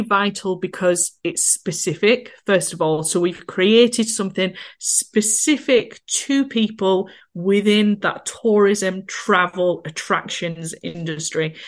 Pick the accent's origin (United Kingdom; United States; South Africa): United Kingdom; Skipton, Yorkshire and the Humber; I'm, as you can probably tell from my accent, from a little town called Skipton in North Yorkshire.